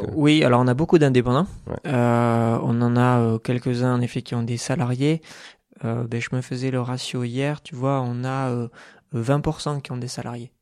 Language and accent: French; Bergerac, Nouvelle-Aquitaine, France; moved away as an adult; also born or lived in Bordeaux; now in Toulouse, France; je suis né en Dordogne, donc à Bergerac, jusqu'à jusqu'au bac, jusqu'à 18 ans